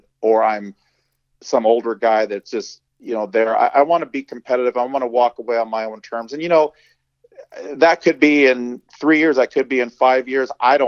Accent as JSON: {"language": "English", "town": "Torrance", "region": "California", "country": "United States", "tie": "born or raised there", "also_born_or_lived": "San Pedro / Harbor City", "said": "I grew up in South Torrance, man, San Pedro and San Pedro, as the Mexicans say, and Harbor City."}